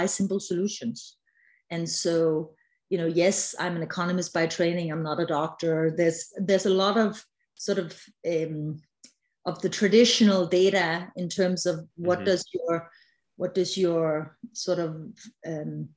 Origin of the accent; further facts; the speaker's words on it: Denmark; I'm originally from Legoland, also known as Denmark.